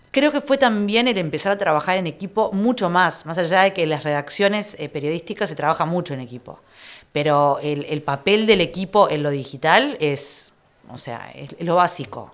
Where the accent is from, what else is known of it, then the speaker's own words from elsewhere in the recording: Piriápolis, Maldonado, Uruguay; Yo soy de Piriápolis también, yo soy de Piriápolis